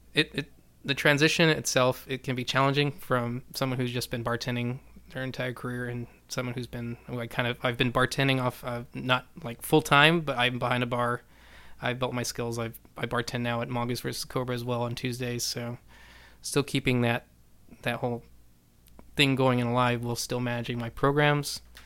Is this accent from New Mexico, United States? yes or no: yes; Silver City, New Mexico, United States; now in Houston, United States; I started my family's uh, shoe store in Silver City, New Mexico, so I'm from New Mexico originally